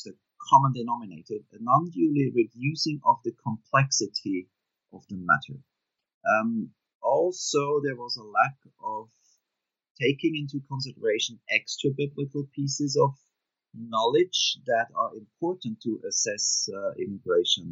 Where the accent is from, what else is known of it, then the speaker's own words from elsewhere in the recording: Switzerland; moved away as an adult; also born or lived in Jerusalem / Harvard; I was born and raised in Switzerland in a very modest working class home